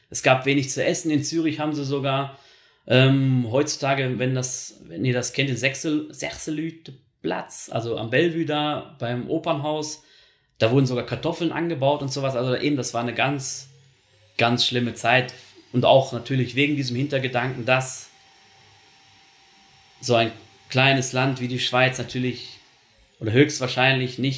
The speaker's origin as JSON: {"language": "German", "region": "North Rhine-Westphalia", "country": "Germany", "said": "ich komme ja aus NRW, aus Nordrhein-Westfalen, das ist in der Nähe von den Niederlanden"}